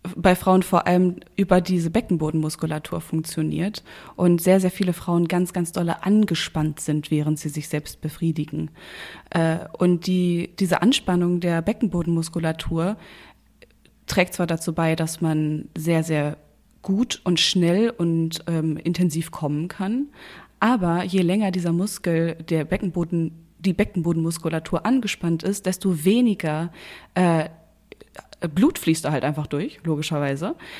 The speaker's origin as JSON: {"language": "German", "region": "North Rhine-Westphalia", "country": "Germany", "said": "ich komme ja aus, aus Nordrhein-Westfalen und äh, da, wo meine Familie herkommt, sagt man auch zu Rouladen Rolladen."}